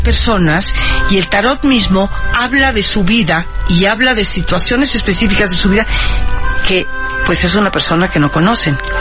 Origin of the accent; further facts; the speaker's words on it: Mexico; also born or lived in Havana, Cuba; yo soy cubana de origen. Yo nací en La Habana, llegué a México de niña con mis padres